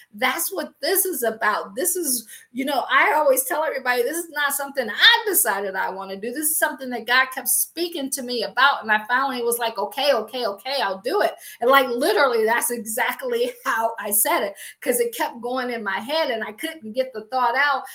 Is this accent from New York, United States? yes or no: no; Akron, Ohio, United States; moved away as an adult; also born or lived in Washington, D.C. / Baltimore / Boston / Pittsburgh; I am from Akron, Ohio. I always joke and say I grew up shy, sheltered in church, basically six days a week